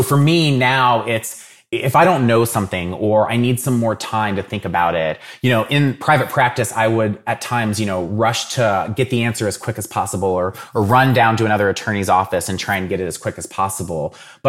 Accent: Dayton, Ohio, United States; So I'm from Dayton originally. So I grew up watching the Dayton Flyers and have always been very heavily into college basketball.

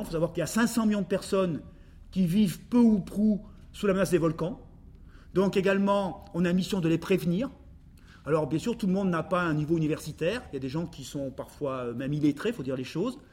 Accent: Grenoble, Auvergne-Rhône-Alpes, France; je suis grenoblois et j'ai connu les Jeux Olympiques en 68

